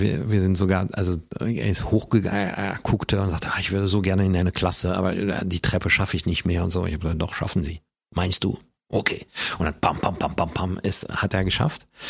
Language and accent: German; Paris, Île-de-France, France; German is a second language; moved away as an adult; also born or lived in Hamburg; now in Germany; als Kind in Frankreich hatte ich nicht nur eine normale Pariser Umgebung um mich herum